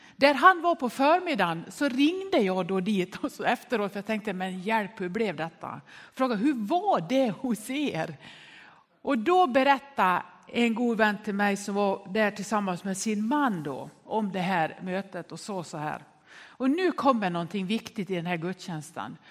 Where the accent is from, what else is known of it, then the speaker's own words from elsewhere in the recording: Nås, Dalarna County, Sweden; När jag var barn uppväxt i Nås i Västerdalarna